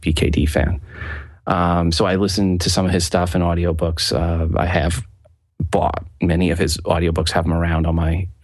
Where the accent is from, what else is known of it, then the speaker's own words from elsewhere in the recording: Long Island, New York, United States; now in Kansas City, United States; I grew up in Long Island